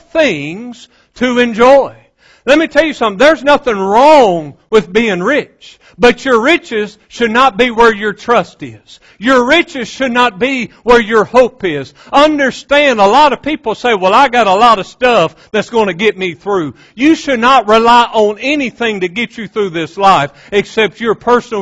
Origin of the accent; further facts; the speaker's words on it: West Monroe, Louisiana, United States; growing up in West Monroe, Louisiana, like any other 15, 16-year-old boy